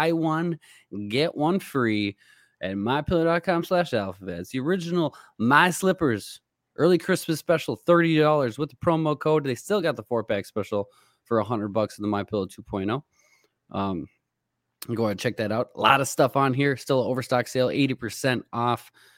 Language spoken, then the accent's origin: English; the North, United States; I grew up in the North.